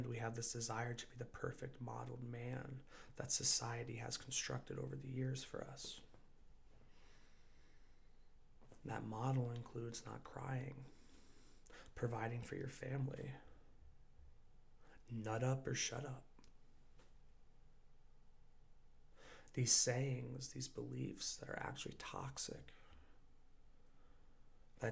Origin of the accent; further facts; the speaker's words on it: United States; growing up in America